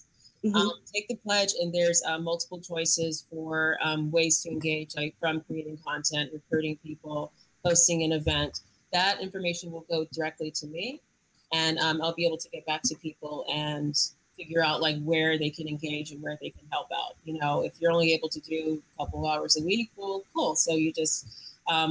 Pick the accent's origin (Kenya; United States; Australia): United States; New York; being a New Yorker